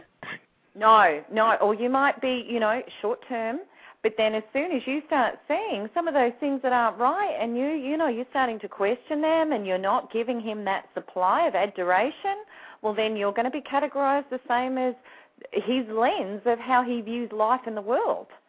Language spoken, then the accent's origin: English; Australia; the only Aussie on the Snap Out of It network